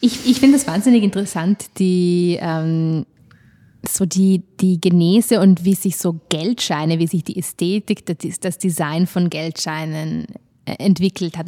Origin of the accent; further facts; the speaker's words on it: South Tyrol, Trentino-Alto Adige, Italy; ich komme aus Südtirol und wir hatten damals auch Lire